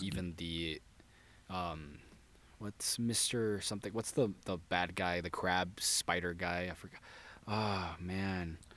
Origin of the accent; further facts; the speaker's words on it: San Diego, California, United States; From San Diego.